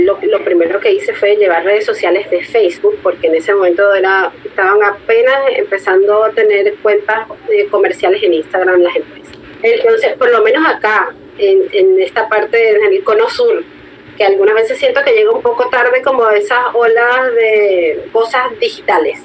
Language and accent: Spanish; Venezuela; yo soy de Venezuela